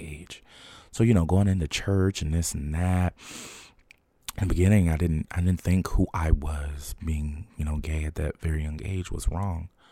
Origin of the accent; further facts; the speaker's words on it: Trenton, New Jersey, United States; growing up in Trenton at the time